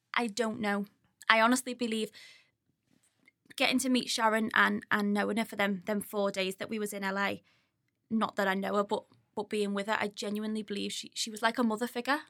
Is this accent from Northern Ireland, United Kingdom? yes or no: no; Skelmersdale, North West England, United Kingdom; also born or lived in Ormskirk; I grew up on, um, New Church Farm with my parents, not far down the road from Mike